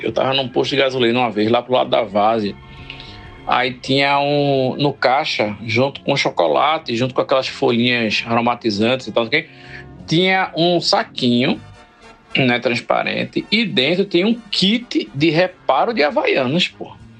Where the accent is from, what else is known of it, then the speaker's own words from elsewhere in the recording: Recife, Pernambuco, Brazil; eu passei a vida inteira aqui em Recife